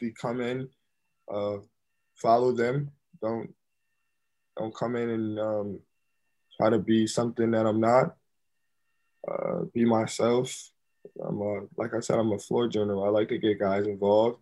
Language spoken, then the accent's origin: English; Syracuse, New York, United States; moved away as an adult; also born or lived in Milwaukee; I came back to my hometown